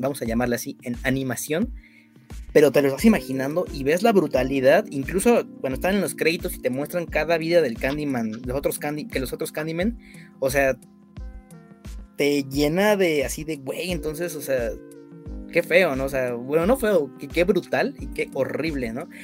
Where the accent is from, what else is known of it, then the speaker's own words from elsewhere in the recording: Mexico; nosotros que somos mexicanos